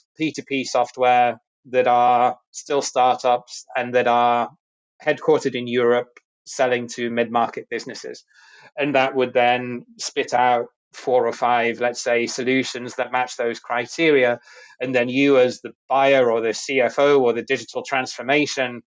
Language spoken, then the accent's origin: English; United Kingdom; moved away as an adult; I'm originally from the UK, where I grew up and did my education and started my career